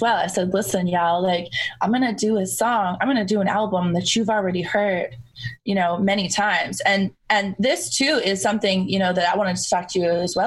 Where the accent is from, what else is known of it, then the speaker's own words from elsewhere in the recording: Toronto, Ontario, Canada; growing up in Toronto, in the greater Toronto area